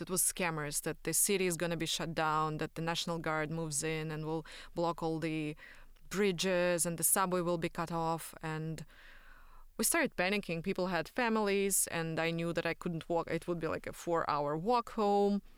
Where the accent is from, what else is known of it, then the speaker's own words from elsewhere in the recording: Belarus; moved away; I'm from Belarus